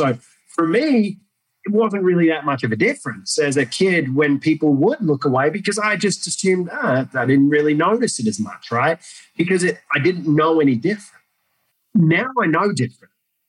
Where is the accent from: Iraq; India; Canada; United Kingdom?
Iraq; now in Australia; And growing up in Iraq and seeing that, it didn't affect me.